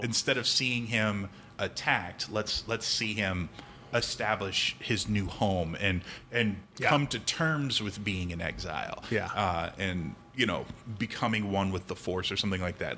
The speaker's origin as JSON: {"language": "English", "region": "Midwest", "country": "United States", "said": "I'm from the Midwest"}